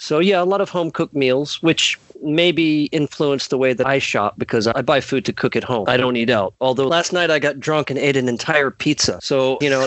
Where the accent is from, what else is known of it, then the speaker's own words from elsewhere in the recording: United States; also born or lived in Mississippi; I'm an American. I live here in the great state of Mississippi